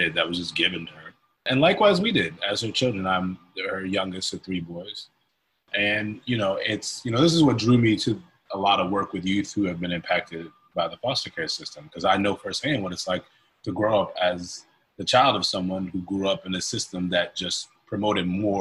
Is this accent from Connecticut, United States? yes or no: yes; Hartford, Connecticut, United States; moved away as an adult; now in Philadelphia, United States; I grew up in Hartford, Connecticut. I'm not a Philadelphian by birth. Came here at 18